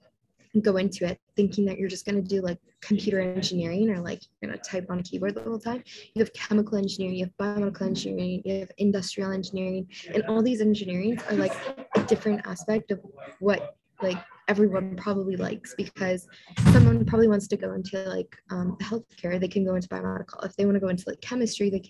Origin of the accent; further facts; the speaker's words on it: Niagara, Ontario, Canada; also born or lived in Toronto, Canada; I am from Niagara originally, so super close to Niagara Falls